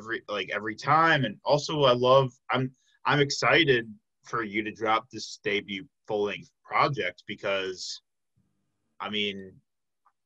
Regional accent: Illinois, United States; now in Milwaukee, United States; I was born and raised in Illinois

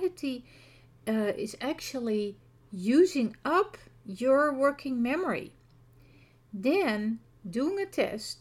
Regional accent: Netherlands; accent: Dutch; first language Dutch; English is a second language; coming from the Netherlands, as you can hear from my accent

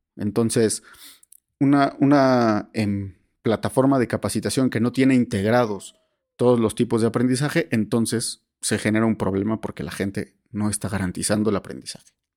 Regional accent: Mexico; tenemos como mexicanos

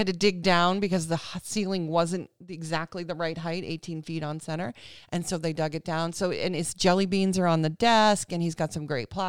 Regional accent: Cape Cod, Massachusetts, United States; Some of them had taken a trip to Cape Cod, where we're from

